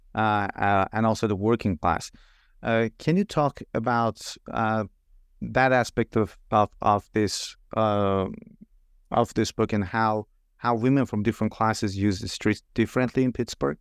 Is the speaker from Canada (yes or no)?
no; Iran; moved away; I'm originally from Iran myself